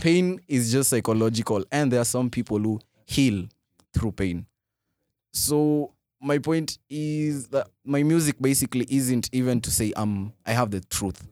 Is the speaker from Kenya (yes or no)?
yes; Kisii, Kisii County, Kenya; also born or lived in Umoja, Nairobi; now in Nairobi, Kenya; my hometown, born, born in Kisii